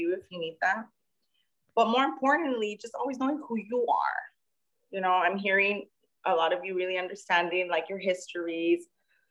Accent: Los Angeles, California, United States; I grew up in segregated Los Angeles in the 80s

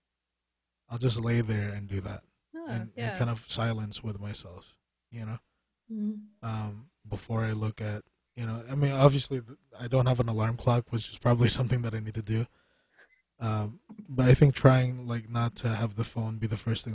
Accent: Philippines; as a Filipino person

